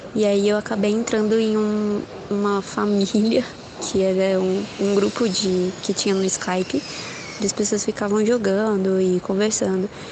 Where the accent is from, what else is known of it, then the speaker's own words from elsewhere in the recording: São Paulo, Brazil; eu sou da capital de São Paulo